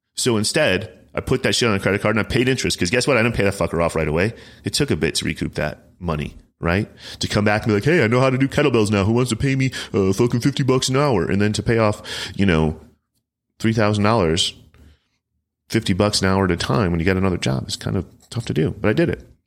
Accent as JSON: {"language": "English", "town": "Chicago", "region": "Illinois", "country": "United States", "said": "I'm from Chicagoland"}